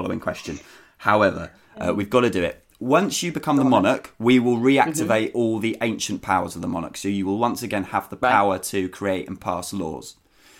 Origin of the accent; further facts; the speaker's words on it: Thanet, South East England, United Kingdom; we're all from Thanet